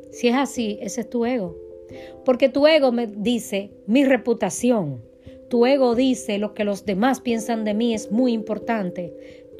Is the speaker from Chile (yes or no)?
no; Dominican Republic; now in United States; Cuando yo vine de República Dominicana a Estados Unidos